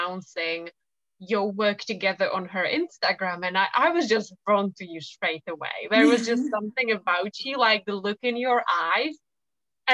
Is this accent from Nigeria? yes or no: no; Czechia; moved away as an adult; now in England; I come from the Czech Republic, and I do love it there because my family lives there, and I have very fond memories of, you know, growing up over there